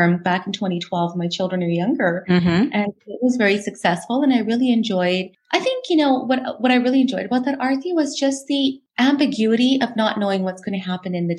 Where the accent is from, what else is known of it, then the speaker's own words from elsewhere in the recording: Alberta, Canada; Born and raised in Alberta. So I have spent my entire life here in this beautiful province